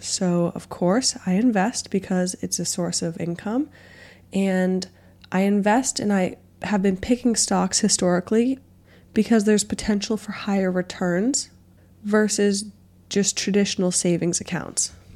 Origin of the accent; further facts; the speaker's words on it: Boston, Massachusetts, United States; I grew up in the Boston area